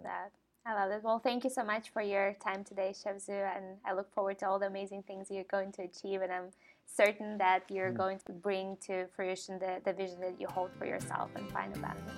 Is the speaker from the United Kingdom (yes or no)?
no; Ukraine; moved away; I grew up in Ukraine